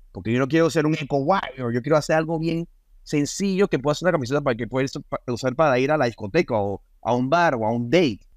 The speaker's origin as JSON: {"language": "Spanish", "country": "Panama", "also_born_or_lived": "United States", "moved": "yes", "said": "me vine a Panamá, me vine a mi, a, mi tierra"}